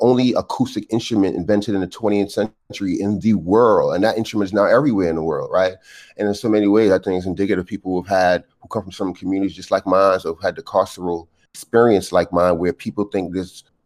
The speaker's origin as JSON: {"language": "English", "town": "New York City", "region": "New York", "country": "United States", "tie": "born or raised there", "said": "I'm a guy growing up in Brooklyn, you know, 20th century"}